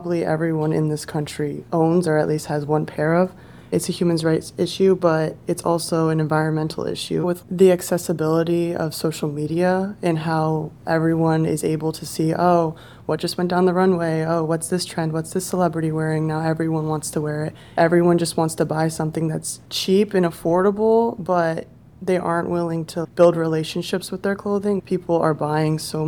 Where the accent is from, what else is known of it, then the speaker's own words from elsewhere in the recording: Lancaster, Pennsylvania, United States; I grew up in Lancaster, PA